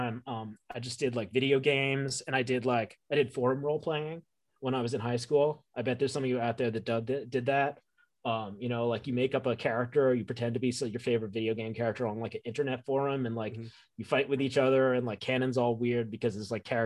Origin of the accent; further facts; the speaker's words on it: New York, United States; I grew up in New York. I grew up in the greater New York